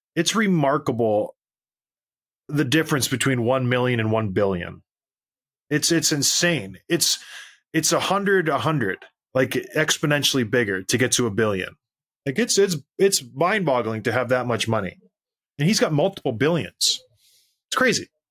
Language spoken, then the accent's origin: English; Canada; When I was growing up, I was proud to go somewhere and say, "I'm Canadian."